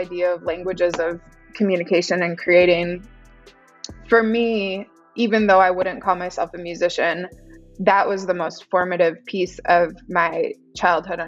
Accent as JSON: {"language": "English", "town": "Chicago", "region": "Illinois", "country": "United States", "also_born_or_lived": "Los Angeles", "moved": "yes", "said": "I'm from Chicago, originally, Midwest"}